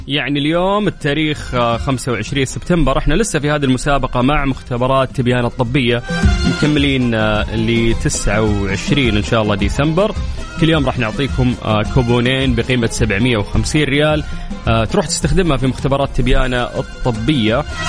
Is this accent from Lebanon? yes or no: no; Saudi Arabia; عندنا في المملكة العربية السعودية